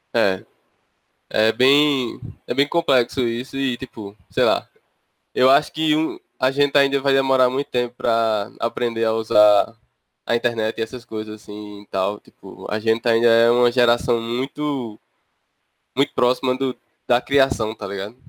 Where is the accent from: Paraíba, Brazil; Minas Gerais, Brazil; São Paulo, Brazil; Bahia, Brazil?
Paraíba, Brazil; interior of; eu sou do, do interior da Paraíba